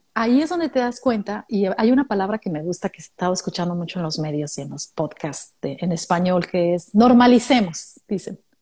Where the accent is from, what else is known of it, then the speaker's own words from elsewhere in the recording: Mexico; moved away as an adult; now in Australia; de México